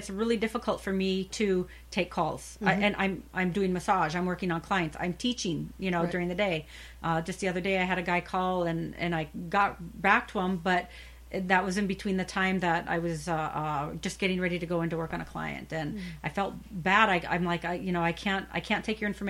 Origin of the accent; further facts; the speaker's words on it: Minnesota, United States; now in Arizona, United States; I'm from Minnesota